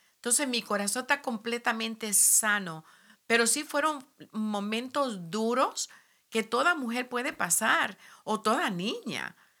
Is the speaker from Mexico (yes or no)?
no; Puerto Rico; moved away as an adult; also born or lived in New York City, United States; soy nacida en Nueva York, como dijiste, y de padres puertorriqueños. Eh, a la edad de cinco años yo viajé a Puerto Rico